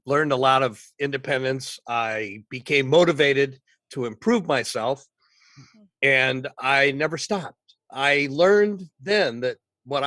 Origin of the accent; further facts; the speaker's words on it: Michigan, United States; moved away as an adult; also born or lived in Los Angeles; Well, I grew up in Michigan. I left Michigan early.